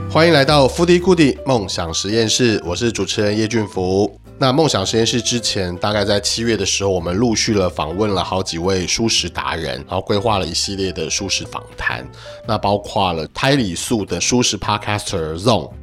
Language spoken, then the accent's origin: Chinese; Hsinchu, Taiwan; 因为我是新竹人啊